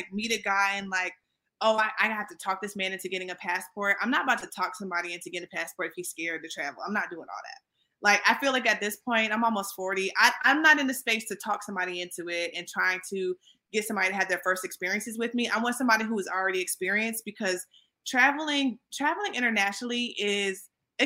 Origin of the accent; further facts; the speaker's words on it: Hampton, Virginia, United States; I'm from Hampton